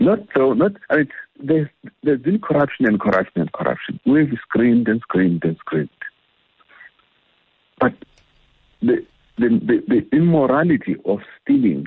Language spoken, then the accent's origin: English; South Africa